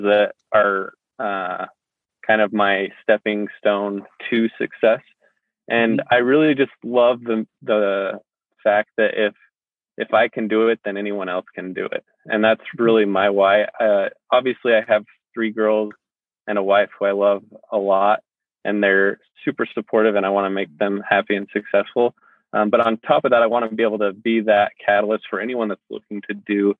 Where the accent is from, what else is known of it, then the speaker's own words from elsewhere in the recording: Salt Lake City, Utah, United States; also born or lived in Ogden, Utah; I'm originally from Salt Lake City, Utah